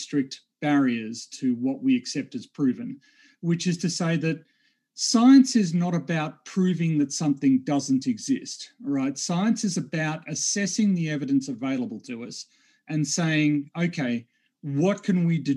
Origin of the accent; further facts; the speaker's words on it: Australia; I'm a geophysicist from Australia